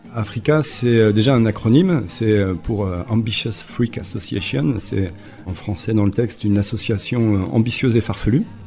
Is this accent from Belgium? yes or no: no; Besançon, Bourgogne-Franche-Comté, France; moved away as an adult; now in Basque Country, France; je suis originaire de Besançon, en Franche-Comté, mais euh, voilà, ça fait plus d'une vingtaine d'années que je vis désormais par ici